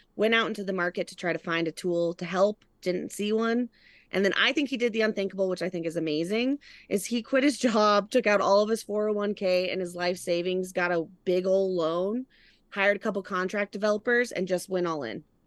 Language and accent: English; Colorado, United States; moved away as an adult; also born or lived in Wyoming / Los Angeles, California / San Diego, California; I grew up in Colorado